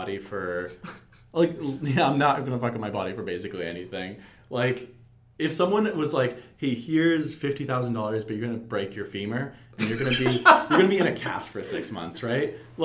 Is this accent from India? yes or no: no; Alberta, Canada; now in Vancouver, Canada; I'm from Alberta